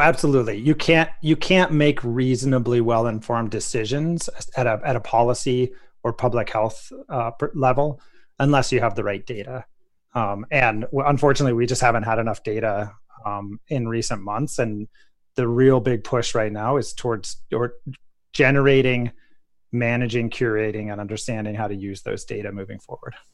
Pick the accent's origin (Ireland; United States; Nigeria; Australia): United States; Colorado; the town of Telluride, Colorado, my home state